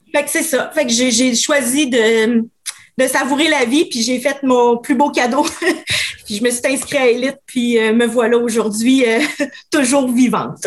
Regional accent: Quebec City, Quebec, Canada; je suis une fille euh, de Québec, 39 ans

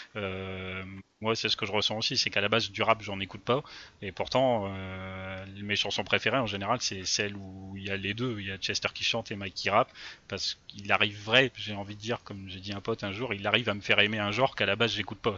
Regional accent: France; nous en tant que Français

